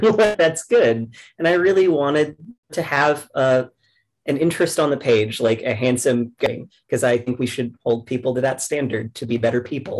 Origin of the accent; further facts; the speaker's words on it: the South, United States; Because like, again, I grew up in the South. I'm from around here.